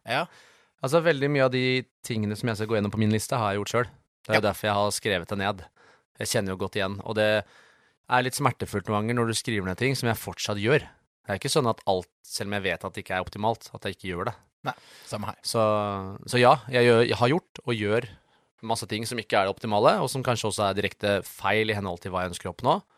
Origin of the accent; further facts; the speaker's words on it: Sjøskogen, Akershus, Norway; Ja, det der jeg vokste opp. Ja. Det er der jeg bor.